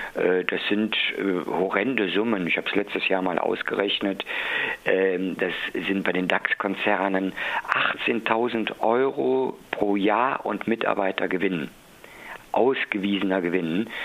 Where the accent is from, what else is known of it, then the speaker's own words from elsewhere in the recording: Cologne, North Rhine-Westphalia, Germany; ich bin ein Kölner